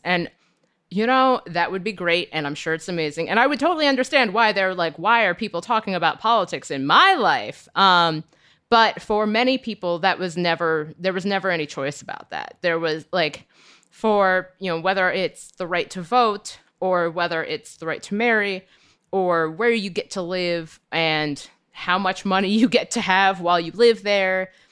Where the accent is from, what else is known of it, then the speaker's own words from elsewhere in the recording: Cincinnati, Ohio, United States; I'm from Cincinnati and we have an ice cream called Grater's Ice Cream